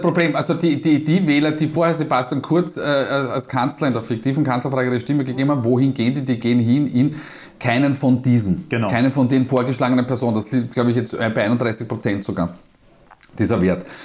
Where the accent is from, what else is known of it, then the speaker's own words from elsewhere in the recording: Vienna, Austria; accent: Wiener Dialekt; meinen Wiener Dialekt